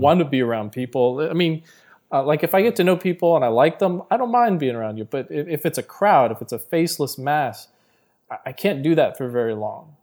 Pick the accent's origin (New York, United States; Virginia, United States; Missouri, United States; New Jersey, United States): New Jersey, United States; I'm from Jersey